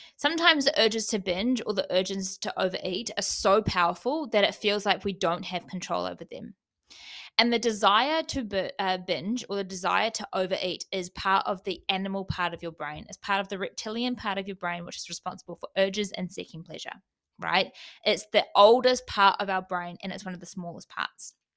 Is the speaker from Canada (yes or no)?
no; New Zealand; moved away; fly home for Christmas